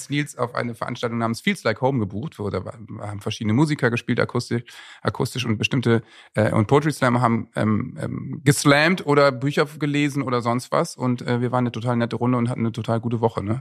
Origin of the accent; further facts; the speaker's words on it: Bremen, Germany; moved away as an adult; now in Leipzig, Germany; also ich bin in Bremen Nord aufgewachsen. Das ist sogar noch Bremen, fühlt sich aber nicht so an. Wo genau? Ähm, Blumenthal.